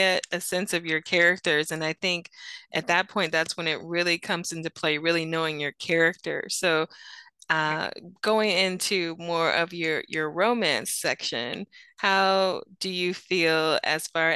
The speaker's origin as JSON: {"language": "English", "region": "Florida", "country": "United States", "moved": "yes", "lives_now": "West Virginia, United States", "said": "I'm originally from the 239, aka 941"}